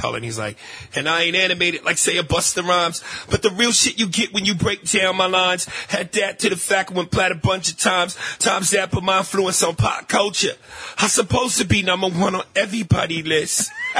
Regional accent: New York, United States; you know, I'm from New York.

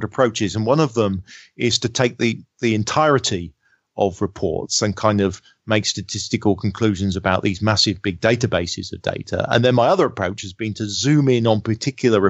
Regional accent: United Kingdom; me being British.

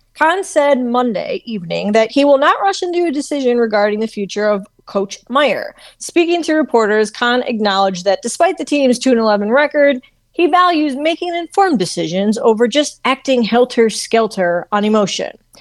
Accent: Cleveland, Ohio, United States; I'm from Cleveland

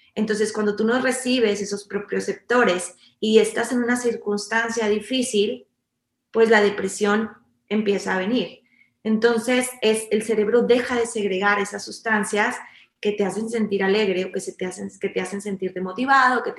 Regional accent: Mexico; nosotros como mexicanos

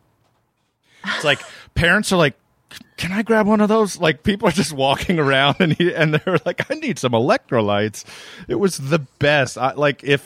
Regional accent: Maryland, United States; I grew up in Maryland

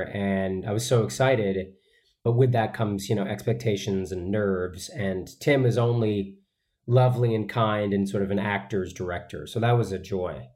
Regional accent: Boston, Massachusetts, United States; growing up in Boston

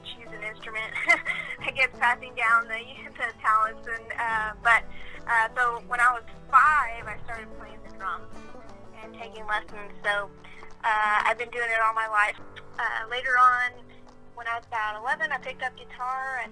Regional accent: San Antonio, Texas, United States; born and raised in San Antonio

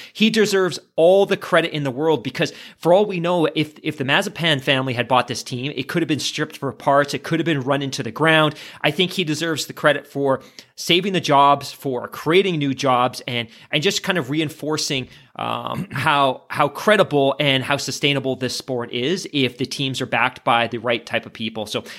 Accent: Canada; because I'm a Canadian

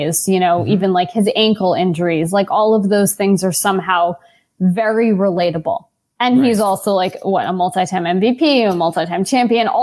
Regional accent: New York City, New York, United States; I grew up in New York City.

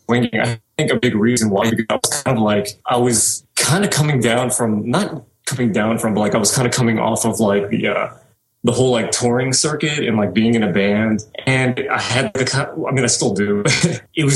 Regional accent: New Orleans, Louisiana, United States; I was born and raised in New Orleans, Louisiana

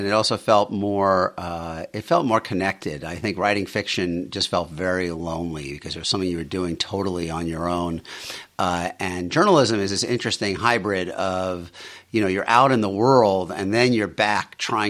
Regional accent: Queens, New York, United States; Yeah, I grew up in Bayside, Queens. My dad was an electrician.

